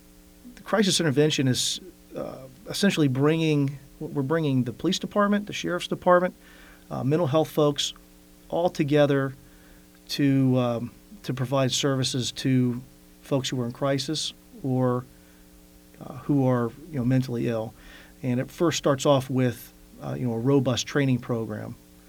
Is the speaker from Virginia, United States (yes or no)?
yes; Fairfax County, Virginia, United States; I was born in Fairfax County. I spent most of my life, adolescent life here.